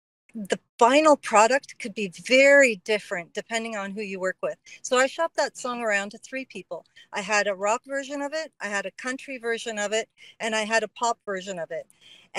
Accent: Cyprus; moved away; also born or lived in Canada; So I'm Greek, and I immigrated here from Canada, from Cyprus.

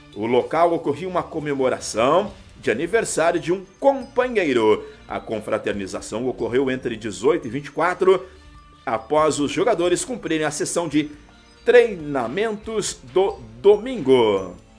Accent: Camaquã, Rio Grande do Sul, Brazil; now in Tapes, Brazil; minha terrinha natal, Camacô.

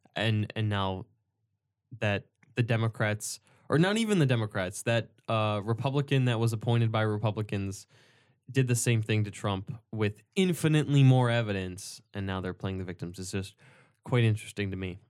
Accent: United States; what did we do to earn our American citizenship? We got lucky and we were born here

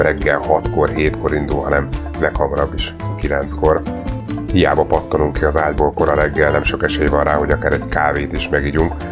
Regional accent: Hungary; akik tőzsgyökeres magyarok vagyunk

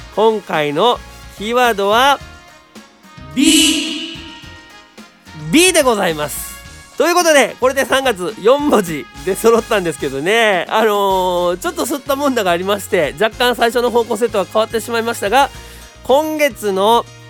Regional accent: Mukonoso, Hyogo, Japan; 僕の地元の向こうの園

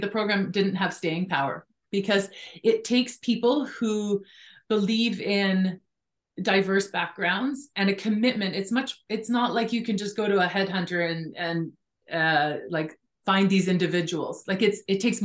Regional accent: British Columbia, Canada; I grew up in British Columbia

